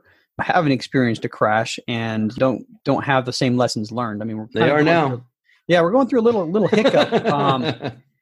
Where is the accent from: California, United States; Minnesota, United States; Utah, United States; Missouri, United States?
Utah, United States; Salt Lake City; I was born and raised in Salt Lake City